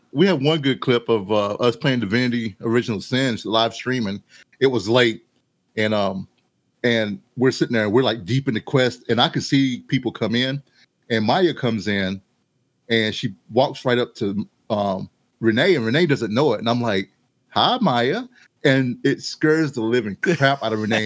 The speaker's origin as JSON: {"language": "English", "town": "Mount Airy", "country": "United States", "tie": "born or raised there", "moved": "yes", "said": "I was kind of growing up in Mount Airy. Well, I lived to leave Mount Airy"}